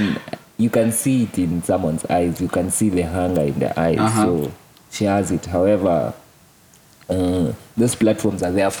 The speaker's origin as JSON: {"language": "English", "country": "Kenya", "said": "me as a Kenyan"}